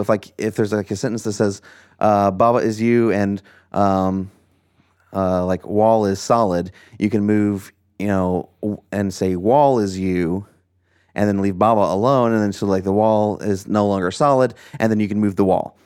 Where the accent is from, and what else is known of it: United States; born or raised there